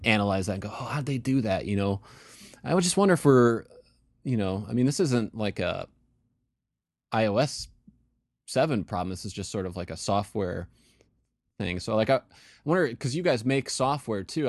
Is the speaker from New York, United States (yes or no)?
yes; Western New York, United States; I grew up in Western New York